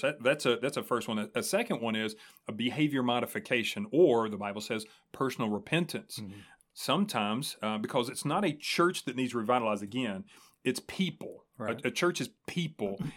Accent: Springfield, United States; that's my hometown, man. Like hmm. I'm homegrown

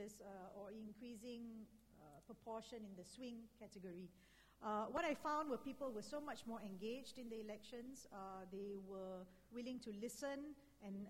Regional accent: Singapore; as a Singaporean

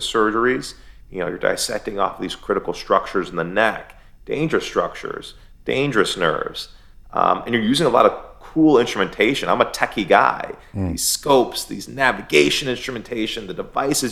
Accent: Michigan, United States; now in Florida, United States; I grew up in America

